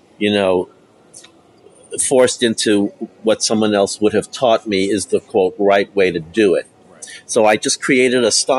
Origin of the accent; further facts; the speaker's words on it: New York City, New York, United States; I grew up in New York City